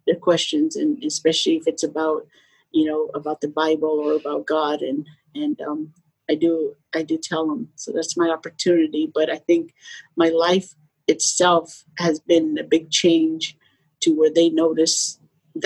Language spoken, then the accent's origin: English; Arizona, United States; moved away as an adult; also born or lived in Phoenix, Arizona; now in San Diego, United States; I was born and raised in Arizona, and I never moved out.